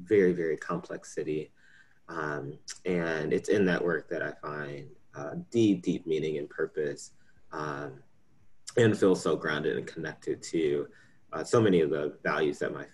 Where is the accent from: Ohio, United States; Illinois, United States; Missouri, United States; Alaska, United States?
Illinois, United States; Chicago; right here in my hometown of Chicago